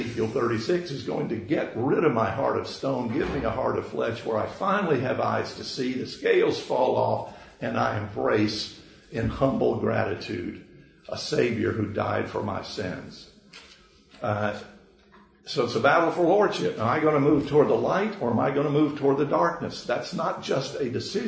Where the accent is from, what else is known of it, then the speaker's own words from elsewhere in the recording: Georgia, United States; a Georgia boy, born and raised, though University of Florida graduate